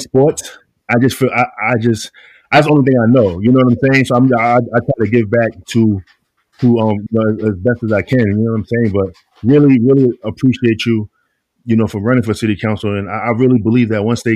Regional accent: New York City, New York, United States; I felt like Queensbridge is the reason why I had a basketball career

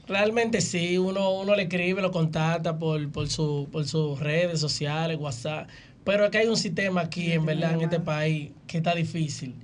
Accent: Santo Domingo, Distrito Nacional, Dominican Republic; now in Los Mameyes, Dominican Republic; yo sí nacido en Villa Consuelo, pero actualmente resido en Los Mameyes hace un tiempo.

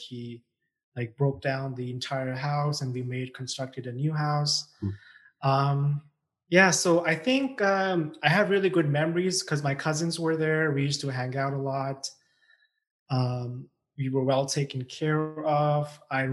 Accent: Pakistan; moved away as an adult; also born or lived in China; now in Canada; I was born in China. I was raised in Pakistan, and I came to Canada in 2010 for my undergraduate, and I've been here since.

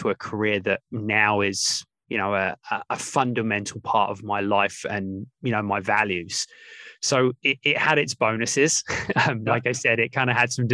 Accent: England, United Kingdom; I grew up in England, my mum, my dad, my older brother

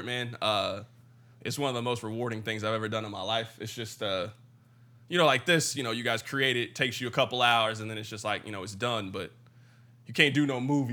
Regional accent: Kansas City, Missouri, United States; I grew up here. I grew up in Kansas City, Missouri

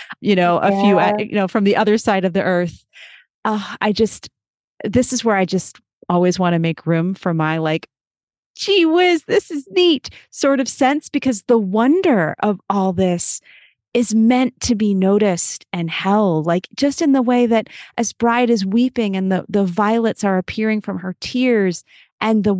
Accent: United States; also born or lived in New York; as an American

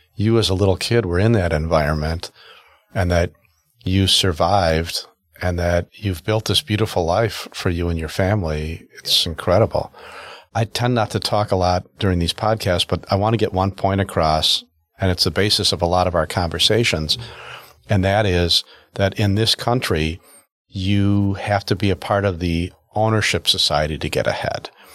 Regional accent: United States; I grew up in the North Shore

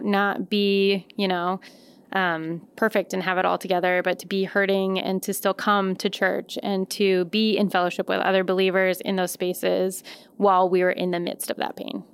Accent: Colorado Springs, Colorado, United States; moved away as an adult; now in Madison, United States; I grew up in Colorado Springs

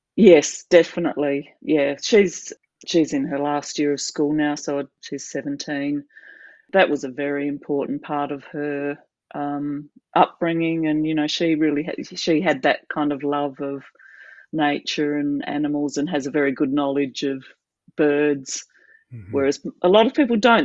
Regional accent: South Australia, Australia; now in Adelaide, Australia; so South Australia, I grew up in South Australia, but mostly in uh, small country towns in the state. My dad worked in a, bank, and we moved around a lot

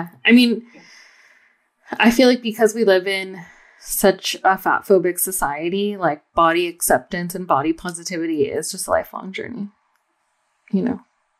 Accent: Bay Area, California, United States; I'm just from the Bay Area

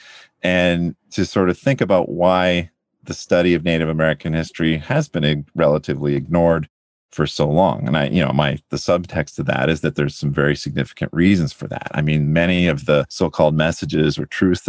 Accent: London, Ontario, Canada; moved away; I grew up outside of London, Ontario, Canada

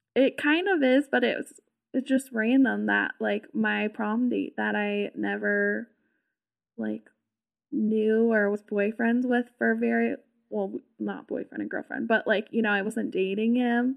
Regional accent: Southern California, United States; I'm from California, like, Southern California

